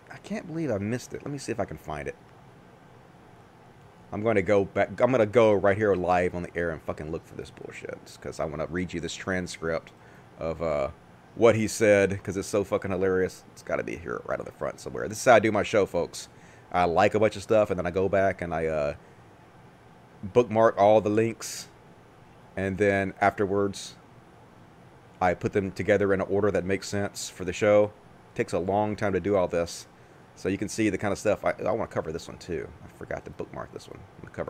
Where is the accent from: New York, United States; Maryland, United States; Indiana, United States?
New York, United States; Manhattan; I was from Manhattan, from New York.